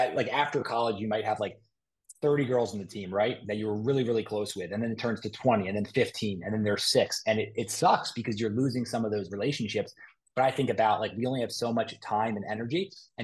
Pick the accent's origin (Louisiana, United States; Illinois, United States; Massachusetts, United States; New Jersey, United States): New Jersey, United States; Moorestown; I'm from Morristown